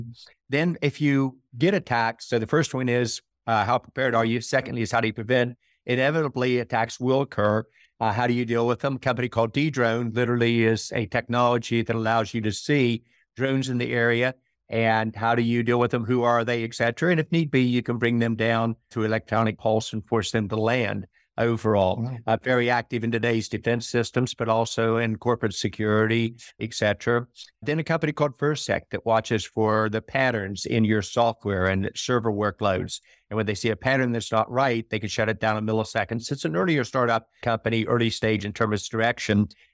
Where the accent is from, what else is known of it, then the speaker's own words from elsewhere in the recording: West Virginia, United States; And then in my home state of West Virginia, about a startup state.